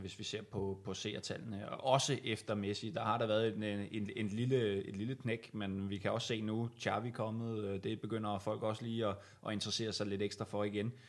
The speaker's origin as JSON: {"language": "Danish", "town": "Viby", "region": "Zealand", "country": "Denmark", "said": "i Viby, øh, Sjælland, hvor, hvor jeg er fra"}